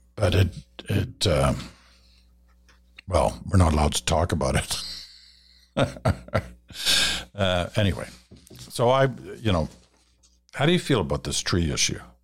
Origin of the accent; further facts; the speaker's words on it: Ottawa, Ontario, Canada; also born or lived in England / Malaya; my first memories of a tree were growing up in Ottawa